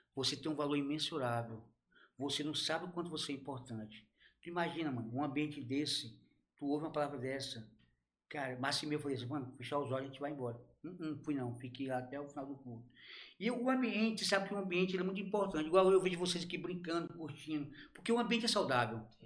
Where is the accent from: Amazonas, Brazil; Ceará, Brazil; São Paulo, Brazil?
Ceará, Brazil; now in Araguaína, Brazil; sou cearense, não tem nem como dizer que não é